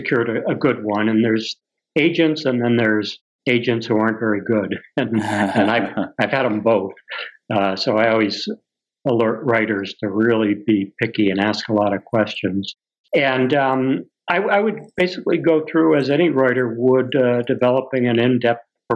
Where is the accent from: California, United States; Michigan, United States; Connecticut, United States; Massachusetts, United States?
Massachusetts, United States; also born or lived in Florida / Vermont; I'm from Massachusetts.